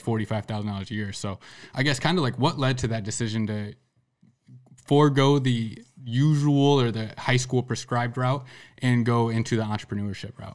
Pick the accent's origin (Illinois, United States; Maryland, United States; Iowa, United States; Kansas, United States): Iowa, United States; Sergeant Bluff; somebody I grew up with in Sergeant Bluff